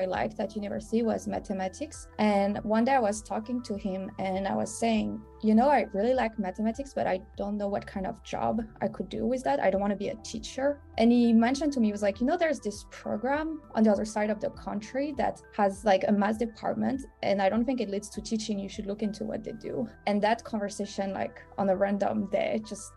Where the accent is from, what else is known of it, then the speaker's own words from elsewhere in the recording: Saint-Pierre-la-Palud, Auvergne-Rhône-Alpes, France; English is a second language; now in United States; I grew up in a very rural town, which is called Saint-Pierre-la-Palue. It's near Lyon, France